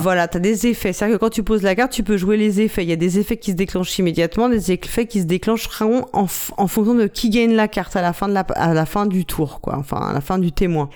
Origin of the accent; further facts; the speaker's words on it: France; nous en tant que français